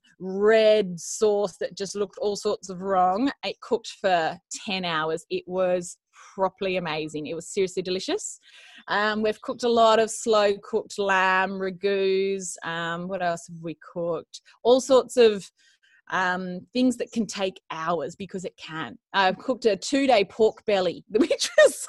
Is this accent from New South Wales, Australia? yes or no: yes; Bowral, New South Wales, Australia; moved away as an adult; also born or lived in Sydney, Australia; now in Jugiong, Australia; grew up and born and bred in Barrel in the Southern Highlands